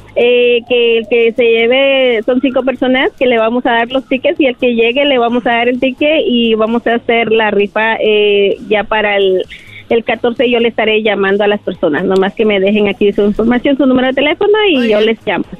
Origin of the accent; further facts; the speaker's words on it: Guatemala; moved away; yo vengo de Guatemala. Ah, ah, aquí me casé con mi esposo que es de México